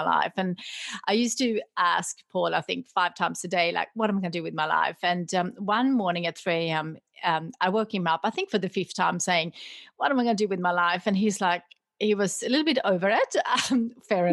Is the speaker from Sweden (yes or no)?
yes; Sweden; moved away as an adult; now in Australia; I grew up in Sweden